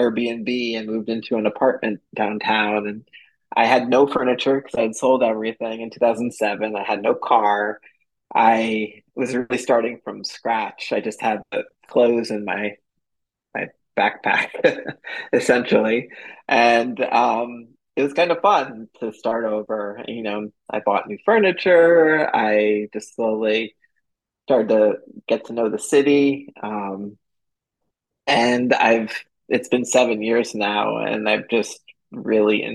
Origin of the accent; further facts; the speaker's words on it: Northeast, United States; moved away as an adult; also born or lived in Medellin, Colombia; now in Austin, United States; I'm originally from the Northeast